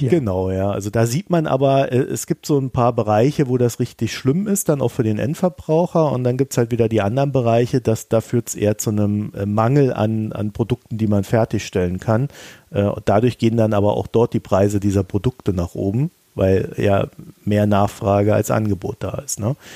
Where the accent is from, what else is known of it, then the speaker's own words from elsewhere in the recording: Germany; ich als Deutscher